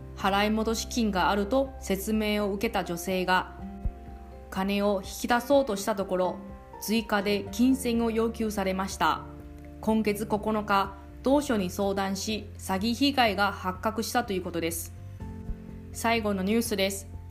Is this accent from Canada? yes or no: no; Taiwan; now in Okinawa, Japan; あなたの地元の台湾